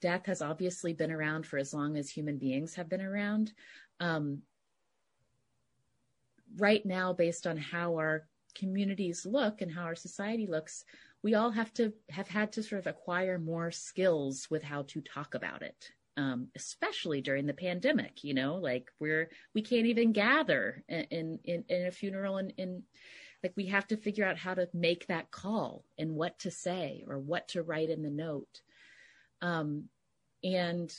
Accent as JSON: {"language": "English", "region": "West Virginia", "country": "United States", "tie": "born or raised there", "also_born_or_lived": "New York City", "moved": "as an adult", "lives_now": "Bay Area, United States", "said": "I grew up, in a kind of, suburban small community in West Virginia"}